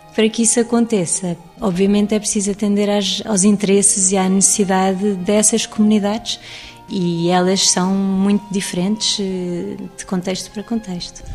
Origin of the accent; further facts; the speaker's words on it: Lisbon, Portugal; also born or lived in England; acabei por trabalhar em museus porque cresci no Jardim da Gulbenkian